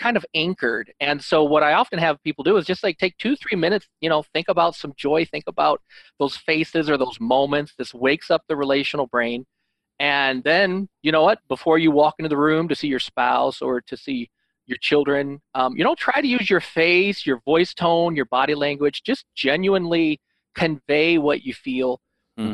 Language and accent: English; Illinois, United States; now in Holland, Michigan, United States; I'm actually from Illinois, but I live in Holland, Michigan